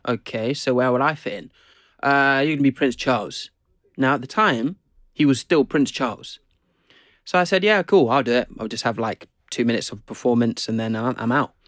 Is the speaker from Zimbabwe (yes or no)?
yes; Zimbabwe; also born or lived in England; now in United Kingdom; I grew up in Zim